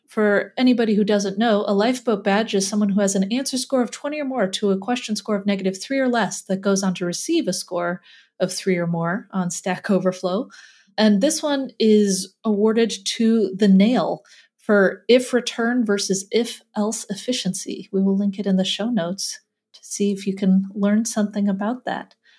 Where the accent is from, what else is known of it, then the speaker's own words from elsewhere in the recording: Midwest, United States; accent: Midwest; my Midwest accent